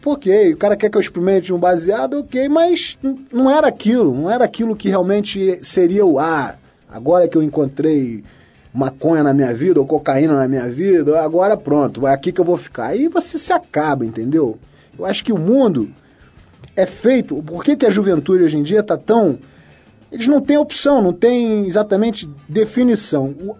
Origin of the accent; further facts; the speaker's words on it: Rio de Janeiro, Brazil; Nascido e criado no Rio de Janeiro